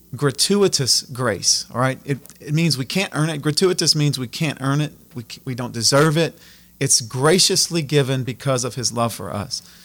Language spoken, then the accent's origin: English; Abbeville, Louisiana, United States; I'm born and raised in Abbeville, um, you know, right here in the, in the heart of Acadiana.